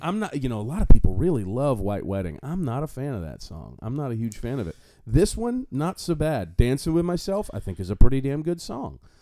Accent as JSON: {"language": "English", "town": "Fort Myers", "region": "Florida", "country": "United States", "tie": "born or raised there", "said": "I still, even though I live in North Fort Myers, I claim Fort Myers"}